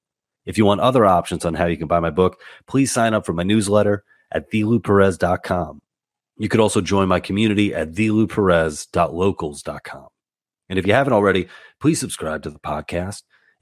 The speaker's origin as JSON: {"language": "English", "town": "New York City", "region": "New York", "country": "United States", "said": "Right off the bat, I'm from Queens, New York originally. Now I live in Jersey."}